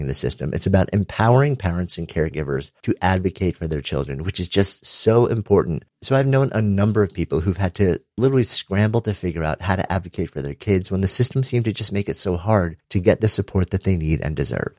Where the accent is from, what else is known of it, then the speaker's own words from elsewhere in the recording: New York City, New York, United States; I'm from New York City